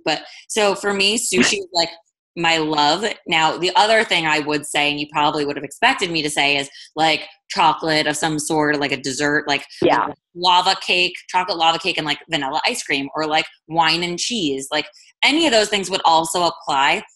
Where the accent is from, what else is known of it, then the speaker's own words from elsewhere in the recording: East Coast, United States; now in West Coast, United States; I'm from the East Coast but live on the West Coast.